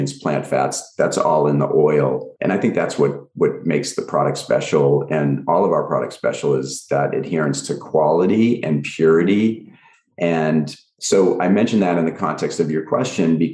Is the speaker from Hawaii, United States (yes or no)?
no; Swampscott, Massachusetts, United States; moved away as an adult; now in Los Angeles, United States; I was actually just home in my hometown over the weekend, and I still have my lab there